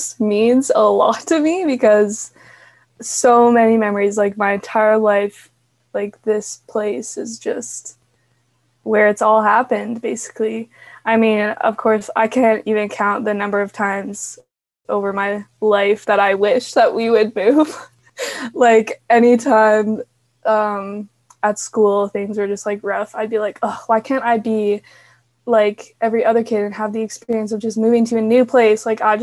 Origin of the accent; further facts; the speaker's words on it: Calgary, Alberta, Canada; I am from Calgary, Alberta, Canada. So yes, that's where I'm from